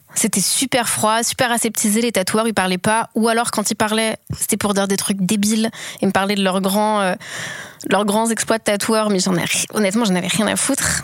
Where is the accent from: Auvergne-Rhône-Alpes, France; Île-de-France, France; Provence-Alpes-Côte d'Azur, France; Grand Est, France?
Auvergne-Rhône-Alpes, France; Lyon; also born or lived in Paris / Marseille; je suis née dans la campagne autour de Lyon et ensuite j'ai fait mon lycée à Lyon